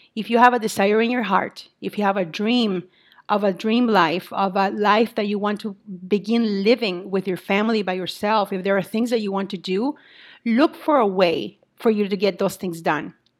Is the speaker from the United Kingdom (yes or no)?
no; Mexico; also born or lived in Saint Paul, Minnesota, United States; now in Minnesota, United States; I am originally from Mexico, and I now continue to live in Minnesota